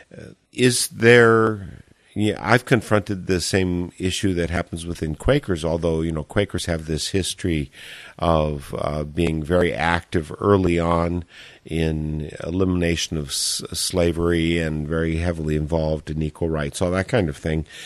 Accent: Eau Claire, Wisconsin, United States; Eau Claire, my hometown

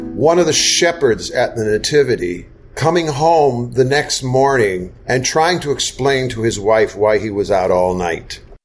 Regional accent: Wisconsin, United States; also born or lived in Southeast United States; now in Southeast, United States; I grew up in Wisconsin and then have lived the balance of my life in the Southeast

